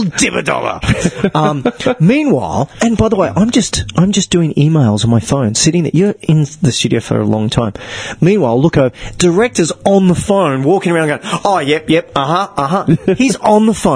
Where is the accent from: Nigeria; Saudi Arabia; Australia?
Australia; Gold Coast, Queensland; born or raised there; also born or lived in Africa